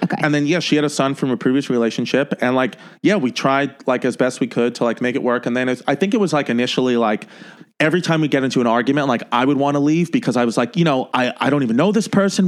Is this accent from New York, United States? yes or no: yes; New York City, New York, United States; I was born and raised in um, Ridgewood, New York, which is on the Brooklyn Queens borderline